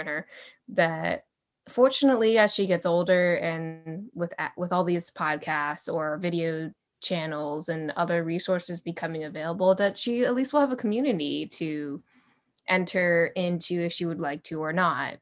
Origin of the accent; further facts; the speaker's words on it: United States; grew up in the U S, so, yeah, technically, I'm not really, I'm American.